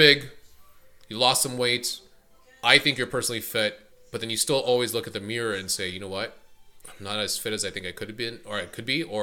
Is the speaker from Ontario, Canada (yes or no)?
yes; Maple, Ontario, Canada; also born or lived in Philippines; growing up in Maple, a lot of Italians, a lot of European, but a lot of Italians